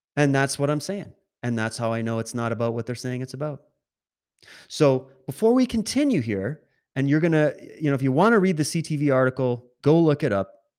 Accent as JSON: {"language": "English", "country": "Canada", "tie": "born or raised there", "also_born_or_lived": "Alberta / Ontario / Saskatchewan", "moved": "yes", "lives_now": "British Columbia, Canada", "said": "I was born in Alberta, raised in Sis-, Ontario and Saskatchewan, and I now resi-, reside in British Columbia"}